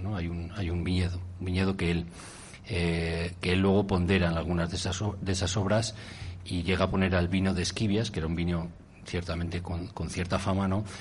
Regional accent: Castronuño, Castile and León, Spain; mi pueblo, que es Castro Nuño

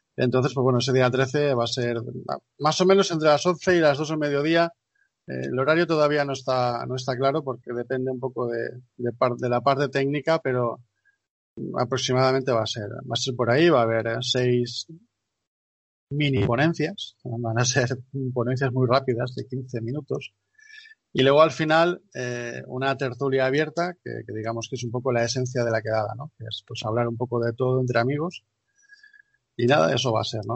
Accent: Valencian Community, Spain; yo, en mi caso como valenciano

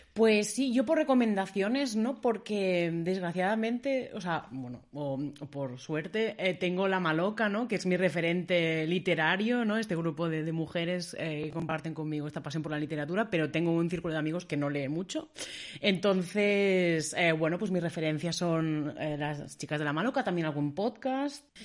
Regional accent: Barcelona, Catalonia, Spain; now in Berlin, Germany; yo soy de Barcelona

